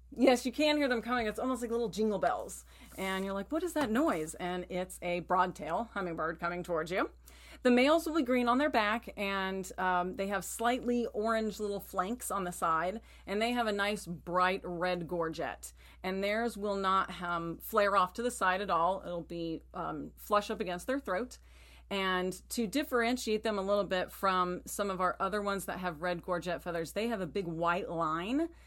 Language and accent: English; Texas, United States; moved away; I grew up in Texas